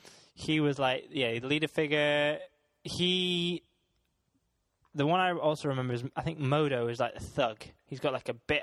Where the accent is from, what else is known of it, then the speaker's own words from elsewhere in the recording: Scotland, United Kingdom; seeing as I'm Scottish